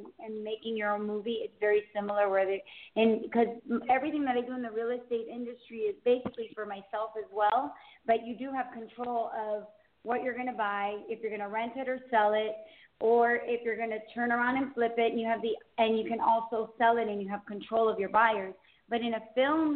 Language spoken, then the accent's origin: English; Miami, Florida, United States; now in Southwest Ranches, United States; I grew up in Miami, but we currently live in a town called Southwest Ranches